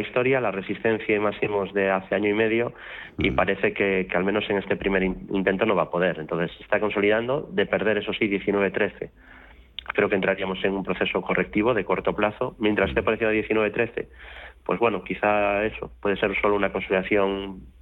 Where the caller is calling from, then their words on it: Madrid, Community of Madrid, Spain; Buenas tardes, soy … de Madrid.